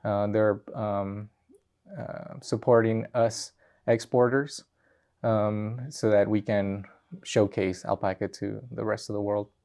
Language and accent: English; Peru; now in Colorado, United States; I'm from Peru.